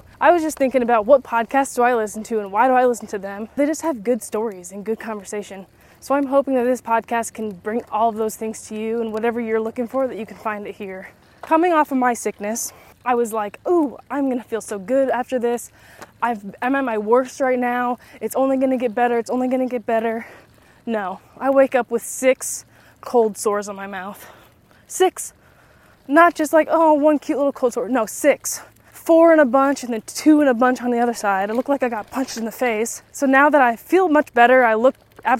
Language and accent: English; Illinois, United States; moved away as an adult; also born or lived in Nashville area, Tennessee; now in near Nashville, United States; where I grew up in Illinois